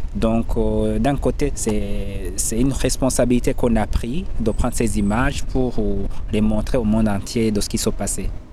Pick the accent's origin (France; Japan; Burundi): Burundi; moved away as an adult; j'ai mes parents qui se trouvent au Burundi